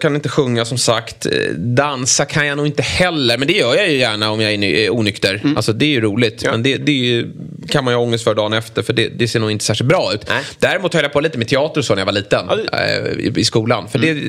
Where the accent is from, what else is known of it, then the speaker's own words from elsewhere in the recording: Lidingö, Stockholm County, Sweden; jag var med i Lidinges eh, där jag är uppvuxen